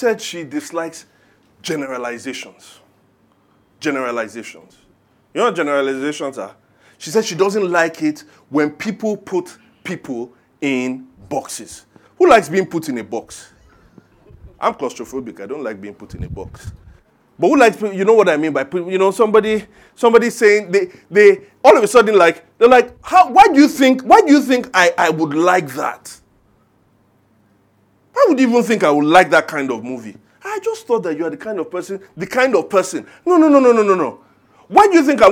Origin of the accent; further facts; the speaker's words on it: Ijebu Ode, Ogun State, Nigeria; As a son of the soil. I'm from Ijebu Ode. I'm an Ijebu, a proud Ijebu man. I live on Ijebu land.